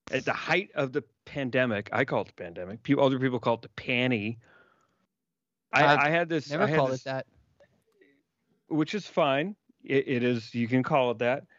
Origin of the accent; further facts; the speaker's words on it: Chicago, Illinois, United States; accent: washy; I was born in Chicago